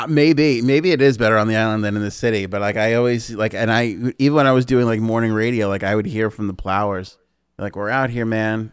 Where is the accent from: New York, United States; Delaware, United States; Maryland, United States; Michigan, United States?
New York, United States; we grew up in New York